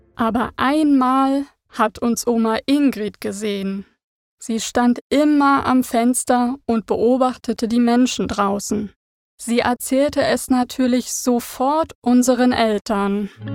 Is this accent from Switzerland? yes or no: no; Berlin, Germany; Meine Kindheit verbrachte ich in Ost-Berlin